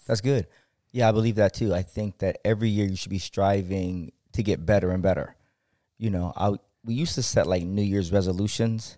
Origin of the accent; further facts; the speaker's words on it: Akron, Ohio, United States; I'm from Akron, Ohio